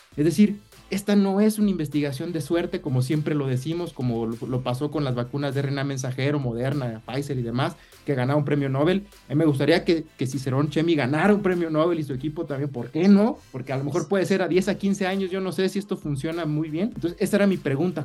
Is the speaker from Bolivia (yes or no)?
no; Lázaro Cárdenas, Michoacán, Mexico; igual soy de Lázaro Cárdenas, estudiamos eh, juntos en, el CCT